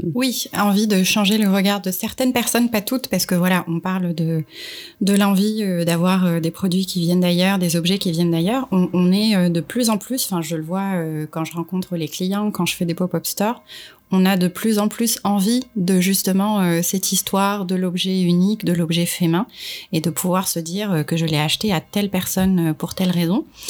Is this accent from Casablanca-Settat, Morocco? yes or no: no; Marrakesh, Marrakesh-Safi, Morocco; moved away as an adult; also born or lived in Casablanca, Morocco; now in France; née à Casablanca et j'ai grandi à Marrakech. Euh, je suis arrivée en France il y a maintenant 13 ans pour, euh, pour finir mes études